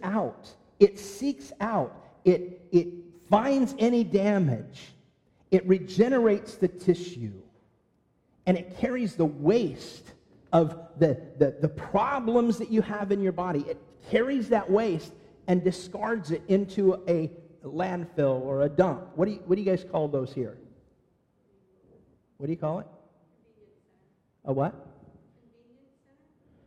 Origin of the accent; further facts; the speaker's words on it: California, United States; moved away; growing up in California